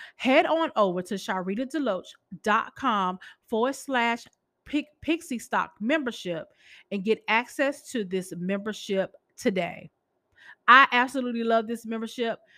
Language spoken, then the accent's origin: English; Boston, Massachusetts, United States; I'm from Massachusetts.